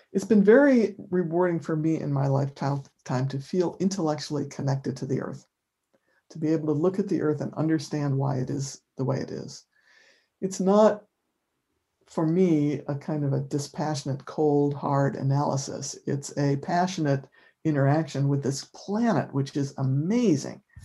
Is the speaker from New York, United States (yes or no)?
yes; Rochester, New York, United States; now in Amherst, United States; where I grew up in Rochester, New York, summers are sticky and humid and hot